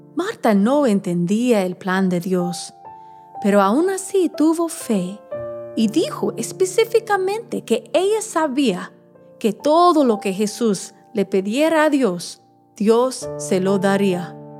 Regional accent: Alabama, United States; mi pueblo en Alabama

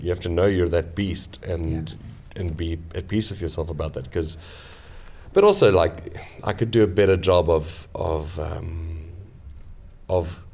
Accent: South Africa; moved away as an adult; now in London, United Kingdom; I'm originally from South Africa, but I've been in London for about 11 years.

